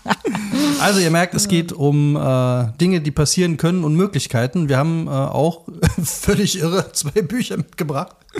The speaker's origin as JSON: {"language": "German", "area": "near Leverkusen", "region": "North Rhine-Westphalia", "country": "Germany", "tie": "born or raised there", "said": "ich bin ja auch in der Nähe von Leverkusen groß geworden"}